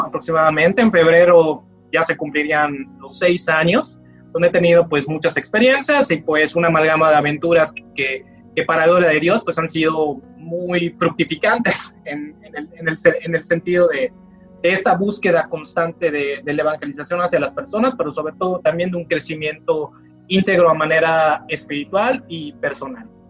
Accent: Mérida, Yucatán, Mexico; soy yucateco, meridano, la tierra de los oxos, de los capuchos y demás

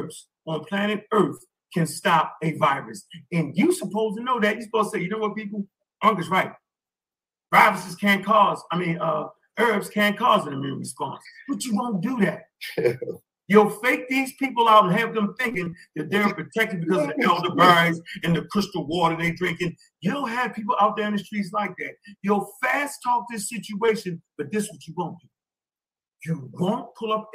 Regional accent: Baltimore, Maryland, United States; I'm from Baltimore

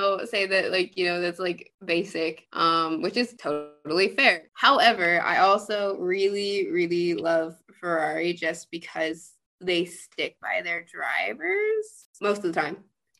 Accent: United States; And I'm American.

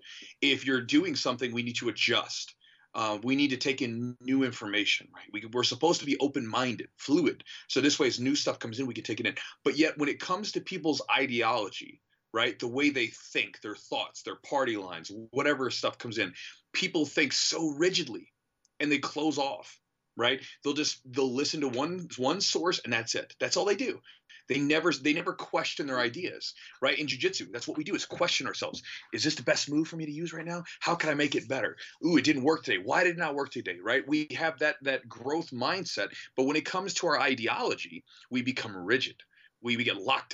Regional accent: United States; I love my country. Like, I like being an American

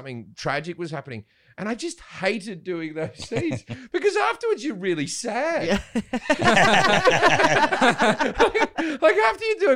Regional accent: Australia; accent: Australian

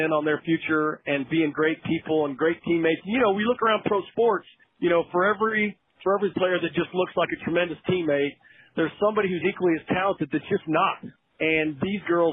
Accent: Texas, United States; I am from Texas, as you know, but not from West Texas

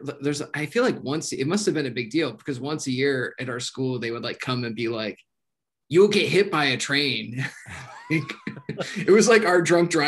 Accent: Hornell, New York, United States; moved away; My hometown, Hornell, New York. It's in the southern tier

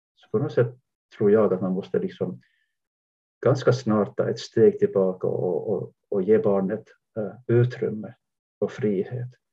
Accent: Jakobstad, Ostrobothnia, Finland; now in Sweden; jag växte upp i, Jakobstad västra Finland vid kusten

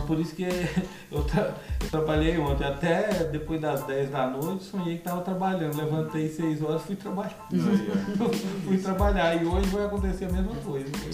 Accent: Goiânia, Goiás, Brazil; aqui em Goiânia, eu sou goiano

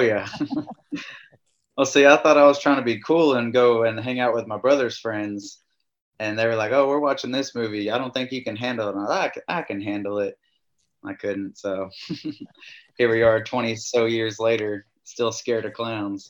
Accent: Glen Rose, Texas, United States; also born or lived in Kerrville, Texas / College Station, Texas / Brownwood area, Texas; now in Campbell, United States; I'm originally from Glen Rose, Texas. That's where I graduated high school

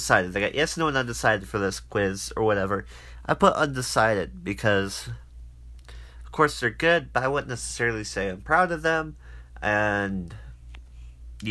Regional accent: Arizona, United States; my home state

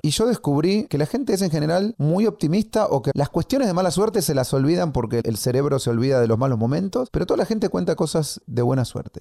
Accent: Argentina; Es mi ego argentino

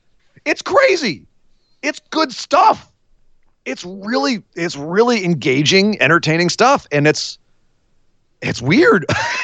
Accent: Oakland, California, United States; the Bay Area, right in my hometown.

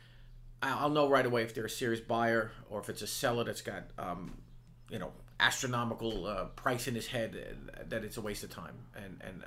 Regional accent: Long Island, New York, United States; I was a young kid from Long Island

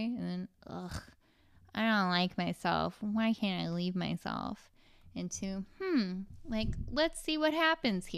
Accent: California, United States; born or raised there; also born or lived in Santa Ana, California / Garden Grove, California / Huntington Beach, California

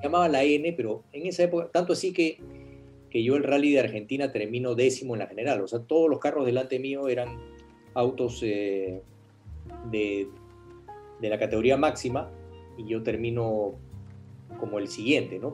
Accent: Peru; yo vivía en el Perú, yo corría como peruano con auspicios peruanos

